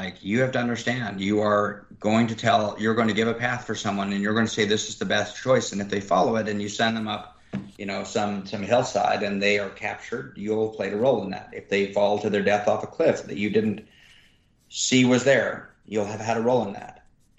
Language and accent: English; Sudan; English is a second language; now in United States; And more importantly, I came here as a refugee to the United States. And I came here from Sudan, where I was a goat herder.